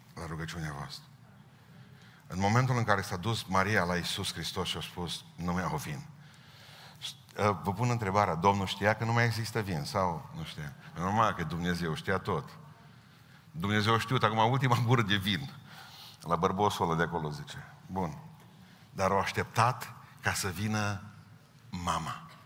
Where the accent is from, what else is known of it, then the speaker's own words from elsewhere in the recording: Romania; Suntem români